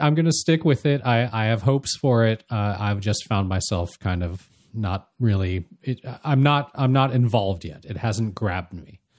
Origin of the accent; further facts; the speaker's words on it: Anaheim, California, United States; as kids growing up near Disneylanders